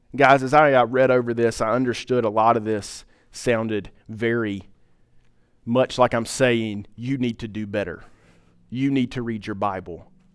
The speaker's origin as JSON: {"language": "English", "town": "Pine Top", "country": "United States", "said": "I'm from Pi, I'm from up Pine Top"}